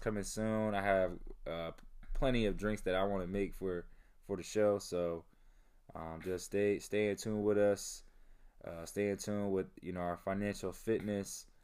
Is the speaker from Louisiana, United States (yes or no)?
no; Delaware, United States; also born or lived in Philadelphia; The most amount of homeless people I've ever seen in my life growing up in Delaware